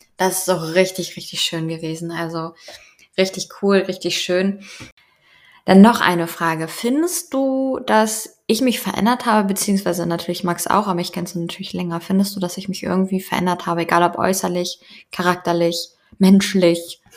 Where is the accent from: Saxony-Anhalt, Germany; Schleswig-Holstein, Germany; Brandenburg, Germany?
Schleswig-Holstein, Germany; moved away as an adult; now in Denmark; aus meiner alten Heimat, kann man ja schon fast so sagen, aus Schleswig-Holstein